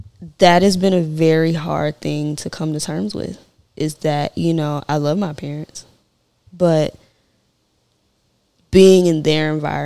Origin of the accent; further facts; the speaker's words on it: Memphis, Tennessee, United States; I'm originally from Memphis, and I spent my summers between Central Gardens and South Parkway in Memphis, Tennessee.